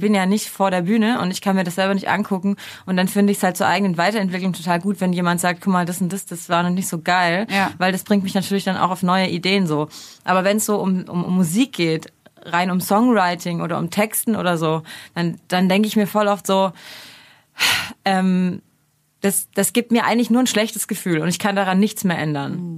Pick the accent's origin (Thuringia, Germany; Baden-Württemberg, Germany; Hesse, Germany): Baden-Württemberg, Germany; near Stuttgart; moved away as an adult; also born or lived in Mainz / Mannheim; now in Berlin, Germany; Ich komme eigentlich aus der Nähe von Stuttgart und habe aber dann zehn Jahre in Mainz gewohnt